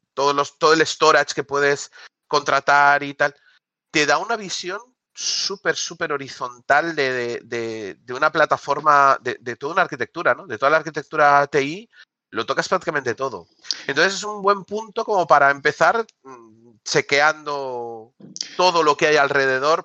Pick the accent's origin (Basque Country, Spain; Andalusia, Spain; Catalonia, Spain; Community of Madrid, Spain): Catalonia, Spain; Barcelona; yo soy de Barcelona